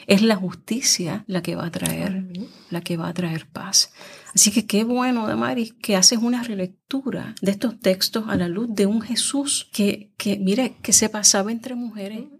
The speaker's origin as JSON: {"language": "Spanish", "country": "Puerto Rico", "said": "la realidad nuestra como mujeres puertorriqueñas"}